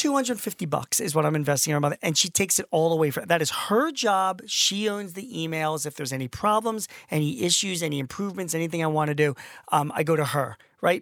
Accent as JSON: {"language": "English", "town": "Philadelphia", "region": "Pennsylvania", "country": "United States", "said": "I'm from Philly"}